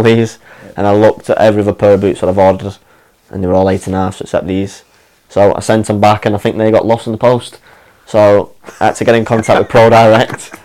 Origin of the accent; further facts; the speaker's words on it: Wigan, North West England, United Kingdom; also born or lived in Liverpool; I'm from Wigan.